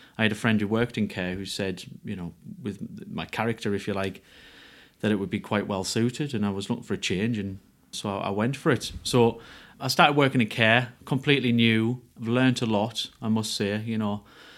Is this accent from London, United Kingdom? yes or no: no; Ferryhill, North East England, United Kingdom; I'm from Ferry Hill in County Durham.